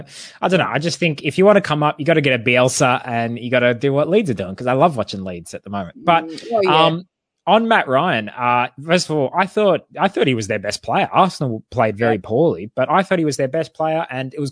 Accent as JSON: {"language": "English", "country": "Australia", "said": "as an Australian"}